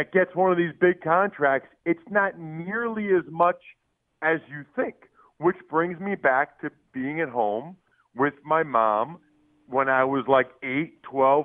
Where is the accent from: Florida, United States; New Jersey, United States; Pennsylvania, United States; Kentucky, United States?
Pennsylvania, United States; I'm from Pennsylvania